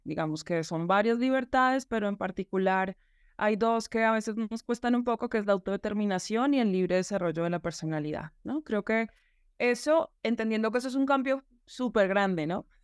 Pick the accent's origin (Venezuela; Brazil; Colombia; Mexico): Colombia; trabajar en la política pública em, educativa en mi país y en la ciudad capital de Bogotá